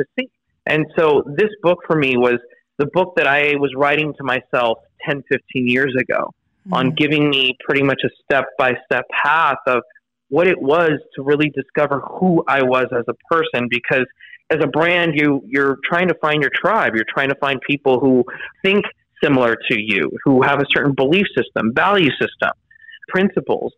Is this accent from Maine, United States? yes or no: no; Los Angeles, California, United States; grew up in an area in Los Angeles